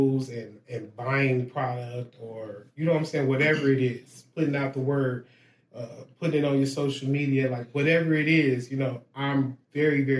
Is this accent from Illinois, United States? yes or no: yes; Chicago, Illinois, United States; The west side, the motherfucking west side. I grew up on Jackson and Laverne